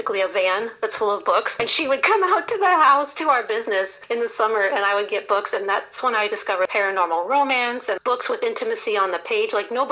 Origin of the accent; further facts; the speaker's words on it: Alaska, United States; now in North Carolina, United States; I grew up in Alaska.